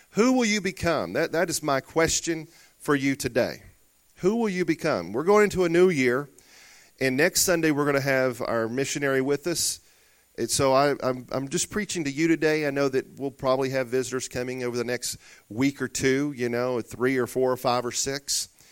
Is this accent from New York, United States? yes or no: no; Murfreesboro, Arkansas, United States; Growing up in Murfreesboro, Arkansas, a little old town of sixteen hundred people or so